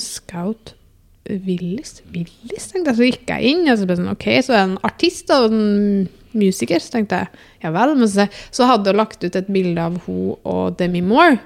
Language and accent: Norwegian; Namsos, Trøndelag, Norway; jeg er jo fra Namsos